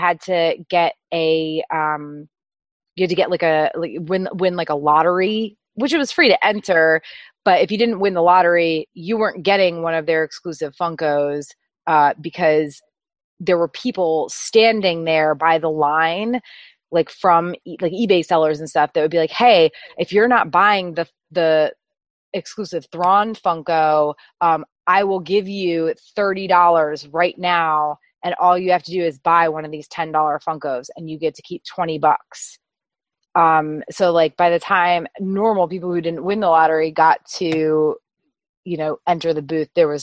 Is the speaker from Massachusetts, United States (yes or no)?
yes; Boston, Massachusetts, United States; I'm from New England, so I'm a Boston girl